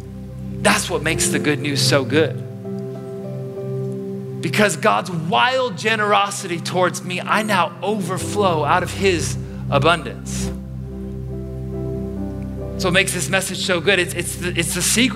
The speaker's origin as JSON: {"language": "English", "town": "Chicago", "region": "Illinois", "country": "United States", "moved": "as an adult", "lives_now": "Orange County, United States", "said": "being from Chicago"}